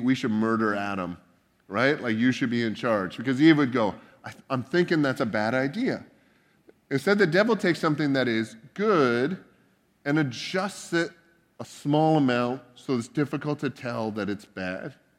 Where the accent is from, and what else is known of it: Canada; now in United States